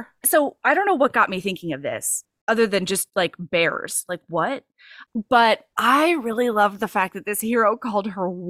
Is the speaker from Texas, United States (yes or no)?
no; Hawaii, United States; since I grew up in Hawaii, every single vowel was pronounced in everything I learned to read, like street signs and stuff.